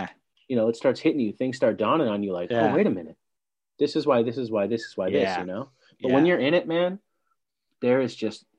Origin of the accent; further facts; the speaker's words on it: West Coast, United States; I'm a younger person growing up on the West Coast.